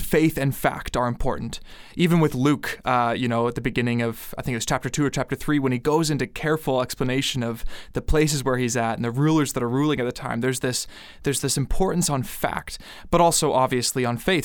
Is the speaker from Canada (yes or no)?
yes; Canada; I'm from Canada